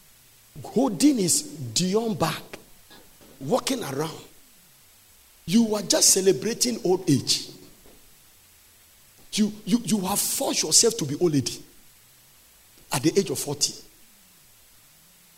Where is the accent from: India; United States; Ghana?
Ghana; I said, Ghana